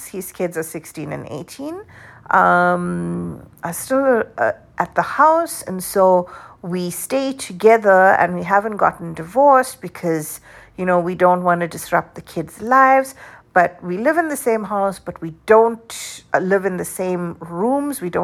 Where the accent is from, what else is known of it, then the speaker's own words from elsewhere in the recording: South Africa; moved away; the way I grew up in South Africa